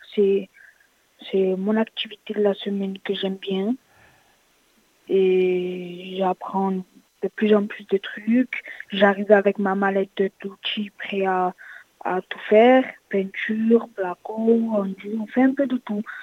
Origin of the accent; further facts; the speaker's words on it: Frontignan, Occitania, France; Je viens de Frontignan